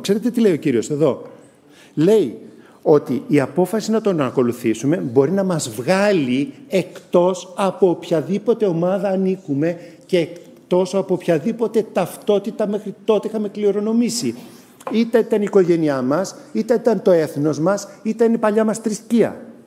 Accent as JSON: {"language": "Greek", "country": "Greece", "said": "εμείς οι Έλληνες"}